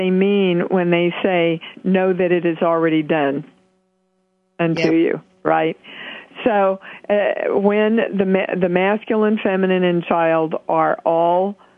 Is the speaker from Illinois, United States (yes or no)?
no; Kansas, United States; a little girl from Kansas